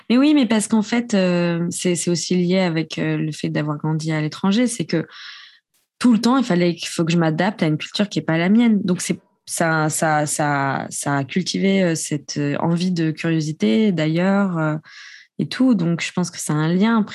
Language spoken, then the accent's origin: French; Japan; Quand je leur dis que j'ai grandi au Japon, ils me disent Ah, mais c'est pour ça, tes yeux.